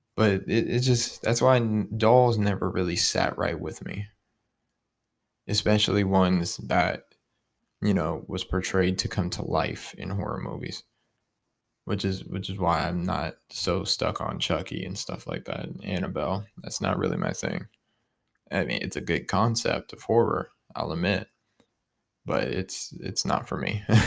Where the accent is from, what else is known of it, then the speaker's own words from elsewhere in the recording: Youngstown, Ohio, United States; I'm from Youngstown, Ohio, twenty-one years old